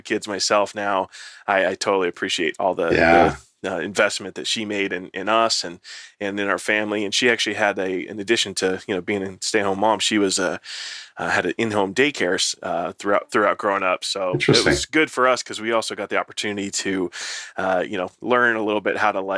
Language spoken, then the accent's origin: English; Palmdale, California, United States; also born or lived in Germany; grow up out in Palmdale, California, so up in the high desert in Southern California